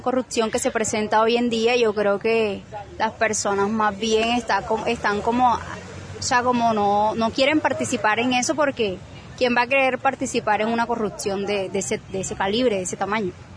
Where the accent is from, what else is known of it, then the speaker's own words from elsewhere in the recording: Colombia; como toda colombiana